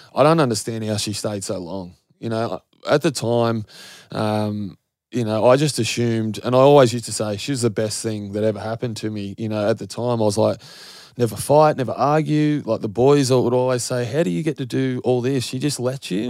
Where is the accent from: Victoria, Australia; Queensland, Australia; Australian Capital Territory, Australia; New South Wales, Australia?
New South Wales, Australia; Goulburn; growing up in Goulburn